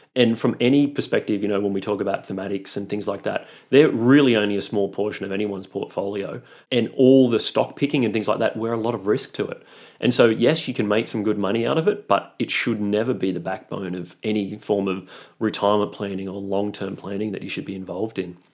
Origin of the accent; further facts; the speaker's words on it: Australia; moved away as an adult; also born or lived in Europe; I'm Australian, and so I really just wanted to return to Australia